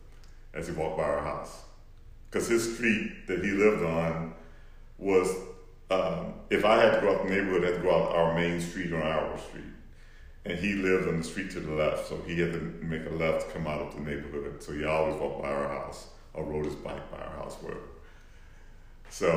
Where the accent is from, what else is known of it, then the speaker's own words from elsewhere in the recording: Houston, Texas, United States; I grew up in Houston